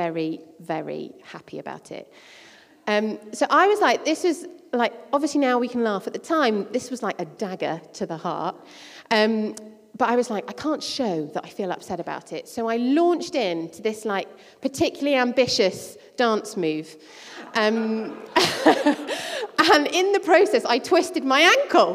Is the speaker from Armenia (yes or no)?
no; Croydon, London, United Kingdom; I spent my teenage years growing up in Croydon, in South London